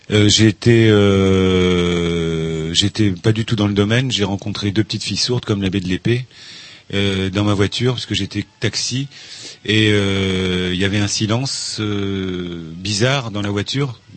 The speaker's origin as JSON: {"language": "French", "region": "Brittany", "country": "France", "tie": "born or raised there", "said": "Moi, je suis né en Bretagne aussi. Je suis breton."}